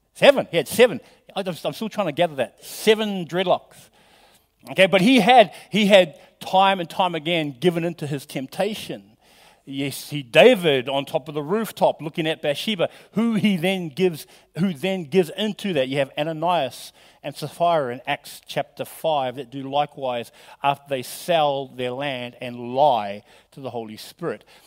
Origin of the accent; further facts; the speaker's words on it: New Zealand; moved away; I'm from New Zealand